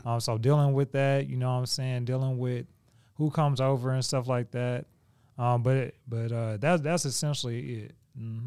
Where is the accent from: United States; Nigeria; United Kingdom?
United States; Oklahoma City, Oklahoma; We, we stayed in the same area. We grew up in Oklahoma.